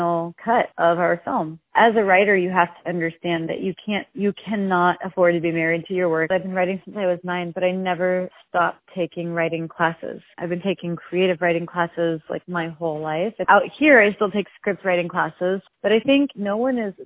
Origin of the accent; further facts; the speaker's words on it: South Florida, United States; moved away; we're all from South Florida